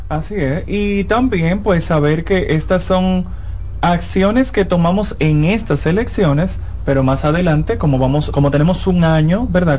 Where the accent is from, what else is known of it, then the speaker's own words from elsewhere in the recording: San Cristóbal, Dominican Republic; Yo soy de San Cristóbal